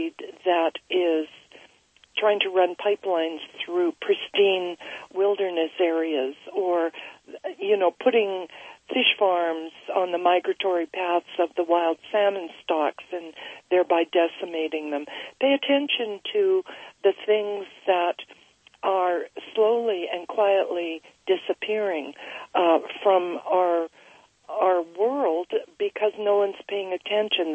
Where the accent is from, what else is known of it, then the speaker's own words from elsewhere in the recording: Vancouver, British Columbia, Canada; I'm just outside of Vancouver, British Columbia